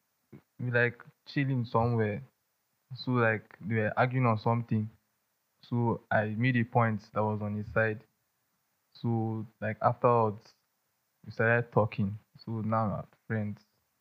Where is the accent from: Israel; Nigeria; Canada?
Nigeria; Plateau; I don't have Igbo blood. I'm from Plateau State.